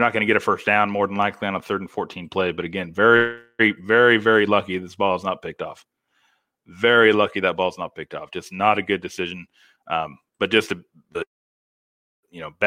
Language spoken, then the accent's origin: English; Missouri, United States; now in Orange County, United States; my home state of Missouri